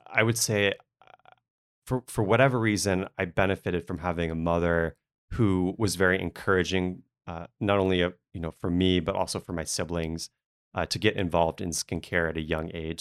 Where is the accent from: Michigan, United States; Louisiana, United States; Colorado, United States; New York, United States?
Louisiana, United States; New Orleans; moved away; I grew up in New Orleans